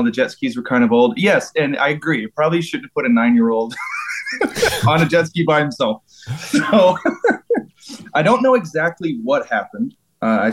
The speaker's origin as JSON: {"language": "English", "region": "Georgia", "country": "United States", "said": "I'm from Georgia in the United States"}